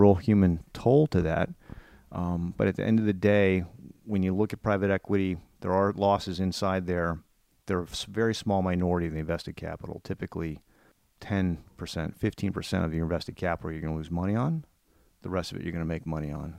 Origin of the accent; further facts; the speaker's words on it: Northern Virginia, United States; growing up in Northern Virginia